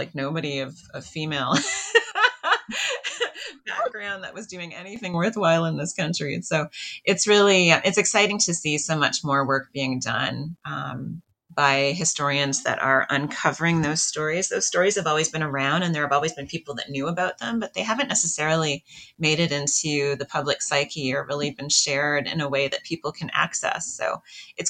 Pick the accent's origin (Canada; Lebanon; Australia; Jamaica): Canada; Ontario; I absolutely consider myself a Canadian